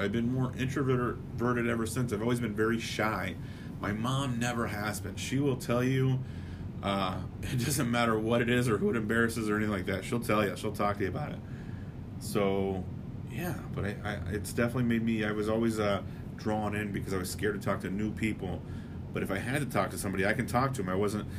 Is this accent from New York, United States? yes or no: no; Palm Springs, California, United States; born there; also born or lived in Beaumont, Texas; now in Des Moines, United States; Like I said, I was born in Palm Springs, California. For whatever reason, we moved to Des Moines, Iowa. And that's where I'm at now.